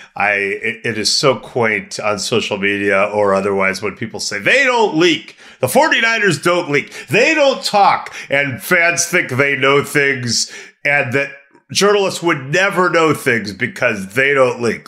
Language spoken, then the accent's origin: English; Los Angeles, California, United States; also born or lived in San Francisco; I did grow up in Los Angeles, but I was, like, the only Warrior fan at our school